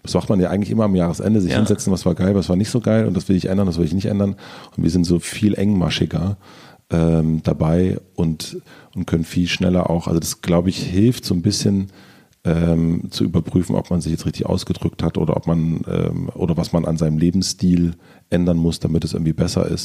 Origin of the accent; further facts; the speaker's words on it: East Germany, Germany; Ich, war, ich bin Ostdeutscher.